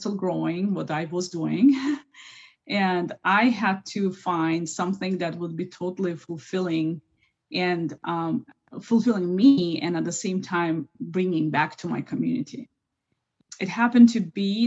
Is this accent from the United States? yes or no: no; Baku, Azerbaijan; moved away; I was born and raised in Baku, Azerbaijan